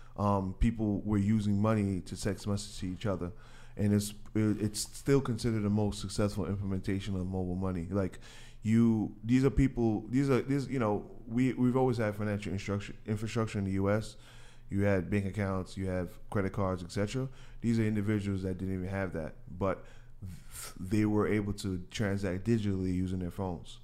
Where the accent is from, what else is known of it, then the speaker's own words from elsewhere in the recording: New York City, New York, United States; I'm Ha-, Haitian, but I'm from Queens